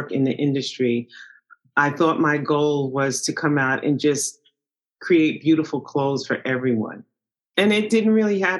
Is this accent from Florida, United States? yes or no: no; New York City, New York, United States; I am a New Yorker through and through, born and raised.